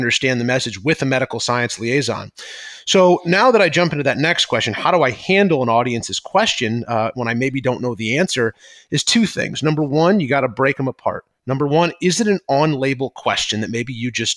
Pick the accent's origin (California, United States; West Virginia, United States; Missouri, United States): Missouri, United States; St. Louis; now in Chicago, United States; I'm from St. Louis originally